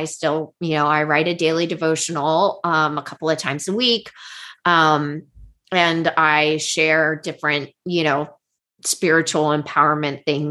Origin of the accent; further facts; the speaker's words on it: United States; we as American culture women